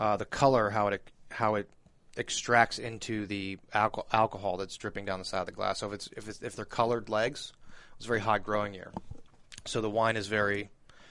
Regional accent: Youngstown, Ohio, United States; I was from Youngstown

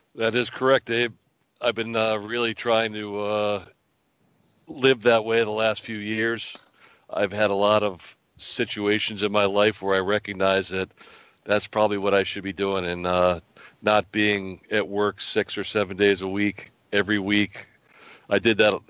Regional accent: Hartford, Connecticut, United States; moved away as an adult; also born or lived in Bloomfield, Connecticut; now in New Hampshire, United States; we grew up in Hartford, Connecticut, and uh, most of my family stayed in Connecticut.

